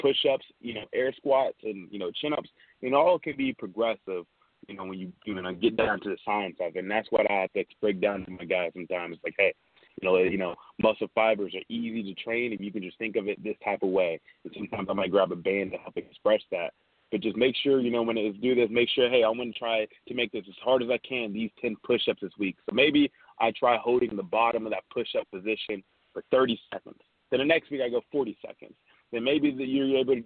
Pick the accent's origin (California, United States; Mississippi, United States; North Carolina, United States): North Carolina, United States; Charlotte; now in Charleston, United States; born and raised in Charlotte there. Charlotte, North Carolina.